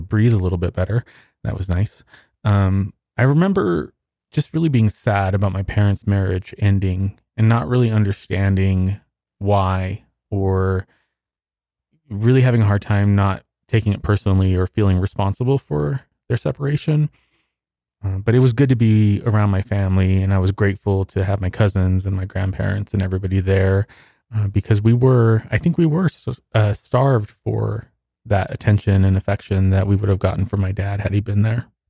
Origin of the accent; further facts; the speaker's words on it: Socorro, New Mexico, United States; also born or lived in Texas; I was born in Socorro